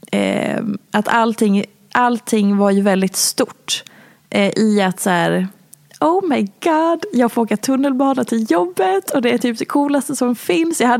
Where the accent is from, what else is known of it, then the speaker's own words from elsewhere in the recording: Oslo, Norway; now in Stockholm, Sweden; Eh, jag kom från Oslo jag hade precis träffat min exman Kim